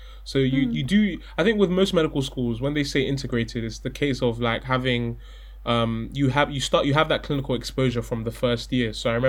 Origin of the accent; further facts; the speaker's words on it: London, United Kingdom; also born or lived in Bristol; I come from London. So I've been in London my whole life. I'm a city boy.